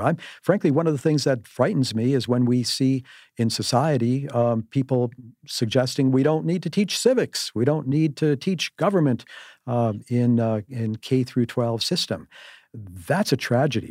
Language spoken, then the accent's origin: English; Cudahy, Wisconsin, United States; as a kid growing up in Cudahy on the south side, a great, great place to, to, to come from, a blue-collar kid